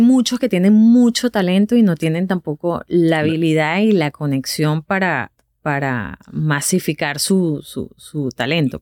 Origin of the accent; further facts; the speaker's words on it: Venezuela; moved away as an adult; now in United States; cuando salimos de Venezuela